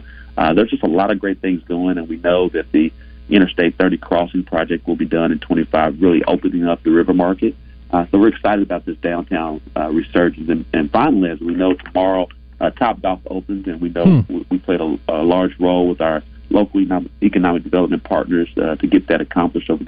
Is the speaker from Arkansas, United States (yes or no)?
yes; Little Rock, Arkansas, United States; also born or lived in Memphis, Tennessee; Born and raised in Little Rock, but I went to college at the University of Memphis